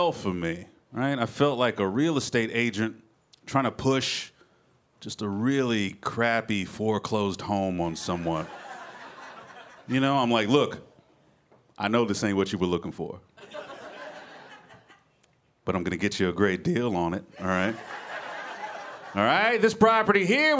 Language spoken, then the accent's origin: English; Memphis, Tennessee, United States; I'm originally from Memphis, Tennessee